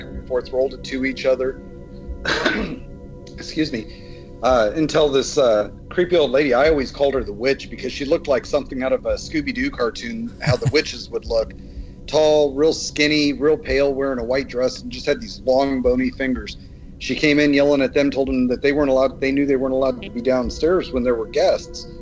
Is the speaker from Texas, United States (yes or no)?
no; Colorado Springs, Colorado, United States; that's my hometown